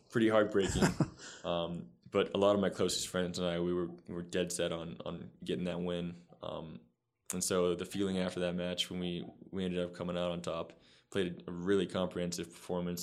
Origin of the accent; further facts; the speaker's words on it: Sacramento, California, United States; born and raised in California, raised in Sacramento